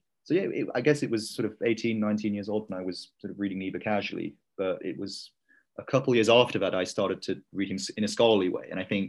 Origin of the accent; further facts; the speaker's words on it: Leeds, Yorkshire and the Humber, United Kingdom; moved away as an adult; now in Oxford, United Kingdom; Yeah, so I'm from a city in the north of England called Leeds. I think some of you have heard of it. About 3 hours north of London, up the M1. I went to school in Leeds